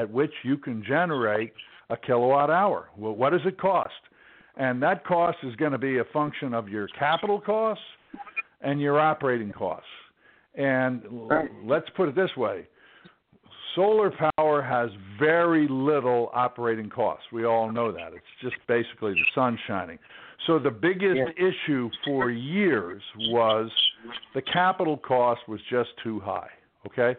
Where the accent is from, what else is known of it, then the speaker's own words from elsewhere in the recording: Takoma Park, Maryland, United States; I grew up in Tacoma Park